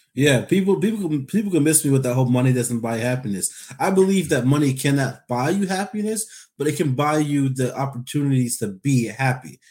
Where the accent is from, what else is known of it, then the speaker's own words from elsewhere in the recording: Alaska, United States; I usually say nine oh seven. That's, that says I'm from Alaska